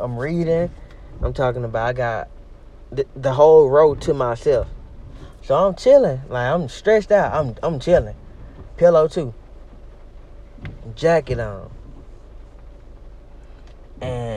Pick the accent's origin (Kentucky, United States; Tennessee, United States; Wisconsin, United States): Tennessee, United States; Memphis; moved away; I went to Memphis, my hometown.